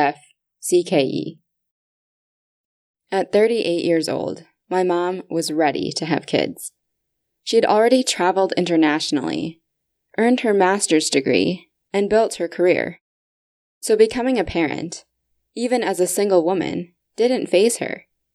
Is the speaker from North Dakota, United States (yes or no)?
yes; North Dakota, United States; also born or lived in China; As one of the few Chinese adoptees in my home state of North Dakota